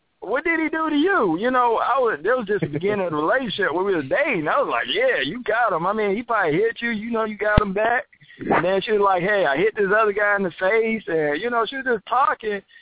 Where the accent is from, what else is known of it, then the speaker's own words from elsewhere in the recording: Atlanta, Georgia, United States; I'm from Atlanta